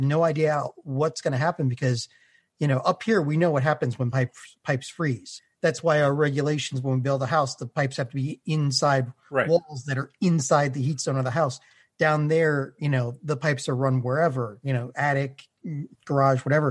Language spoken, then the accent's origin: English; New England, United States; also born or lived in Texas; I'm from New England